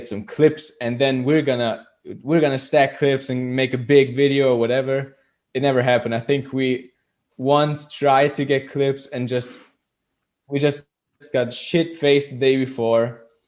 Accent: Austria

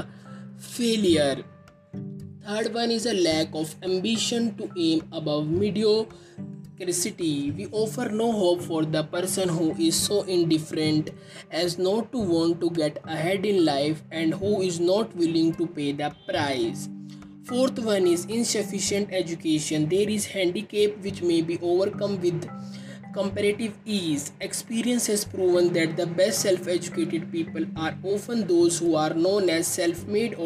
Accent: India; I am from India

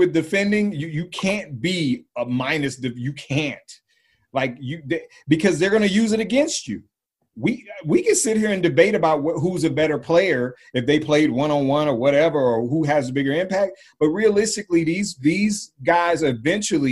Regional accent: Oakland, California, United States; because I'm from Oakland

